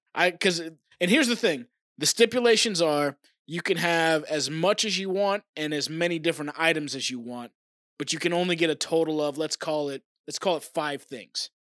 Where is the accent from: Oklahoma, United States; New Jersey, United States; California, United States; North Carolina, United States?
Oklahoma, United States; born or raised there; moved away; also born or lived in Tennessee